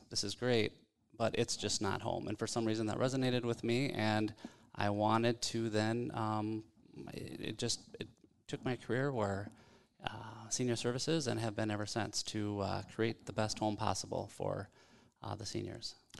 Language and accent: English; South Dakota, United States; now in Minneapolis, United States; growing up in South Dakota, small town guy